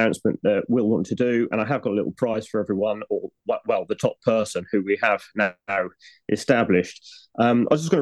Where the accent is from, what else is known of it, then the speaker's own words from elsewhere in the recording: United Kingdom; we're British